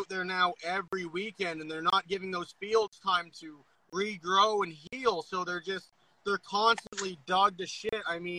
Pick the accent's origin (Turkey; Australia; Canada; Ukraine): Canada; Nova Scotia; I'm from Nova Scotia. I'm going to keep my mouth shut.